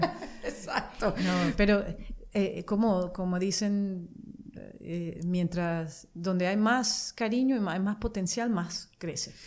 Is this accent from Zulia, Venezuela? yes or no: yes; Maracaibo, Zulia, Venezuela; moved away as an adult; also born or lived in Barquisimeto, Venezuela / France / Mexico / Italy; now in United States; Y cuando fuimos a vivir a Maracaibo, que yo estuve ahí en total como que nueve años